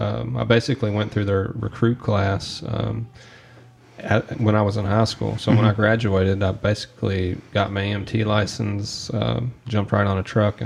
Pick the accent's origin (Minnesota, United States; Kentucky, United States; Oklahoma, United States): Kentucky, United States; South Central; But, you know, I'm born and raised here in Kentucky, right in the middle, if you can't tell by my accent, right in the middle of South Central Kentucky.